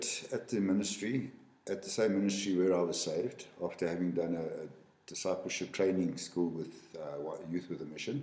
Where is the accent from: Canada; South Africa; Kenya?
South Africa; near Johannesburg, Gauteng; moved away as an adult; now in Lesotho; I'm South African, as you said. Born and bred close to Johannesburg.